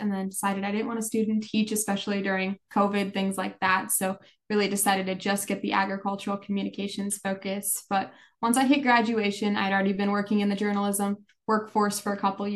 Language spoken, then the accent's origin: English; Pierce, South Dakota, United States; I'm originally from Pierce, South Dakota, so not too far away from SDSU